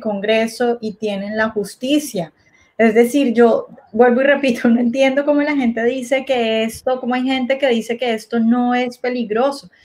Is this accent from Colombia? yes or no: yes; Colombia